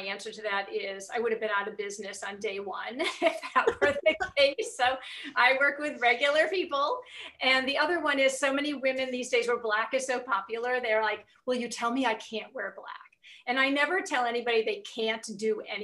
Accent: England, United Kingdom; I'm English

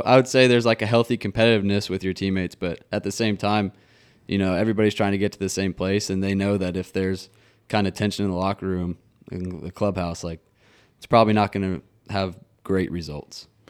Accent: Nashville, Tennessee, United States; also born or lived in Atlanta; growing up in Nashville

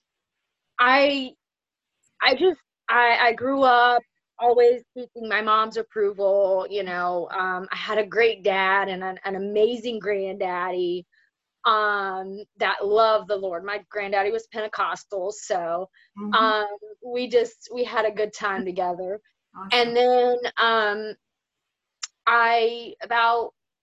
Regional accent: Zephyrhills, Florida, United States; I grew up right here in Zephyr Hills. My family's been here since this town has been founded

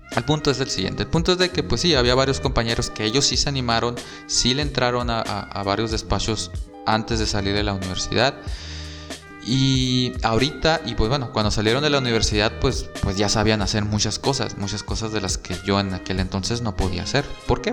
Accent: San Luis Río Colorado, Sonora, Mexico; moved away as an adult; also born or lived in Mexicali; yo también soy de San Luis Río Colorado y estudié como foráneo en Mexicali

